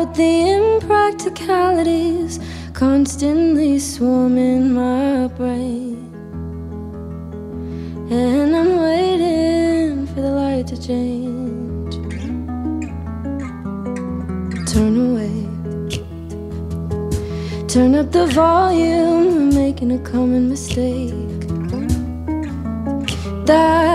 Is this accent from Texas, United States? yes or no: no; Cleveland, Ohio, United States; also born or lived in Atlanta, Georgia; now in Nashville, United States; I grew up in Cleveland and it's so cold there all the time